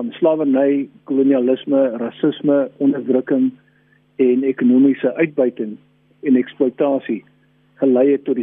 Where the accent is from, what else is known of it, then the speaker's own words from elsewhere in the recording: South Africa; Black Lives Matter is ook belangrik vir ons as Suid-Afrikaners. Ons ken ook 'n lang geskiedenis van eksploitasie, onderdrukking, rasisme ensovoorts.